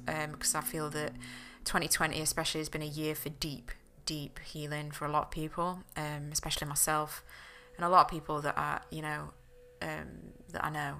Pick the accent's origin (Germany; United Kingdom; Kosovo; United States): United Kingdom; the north of England; I'm from England. I'm from up north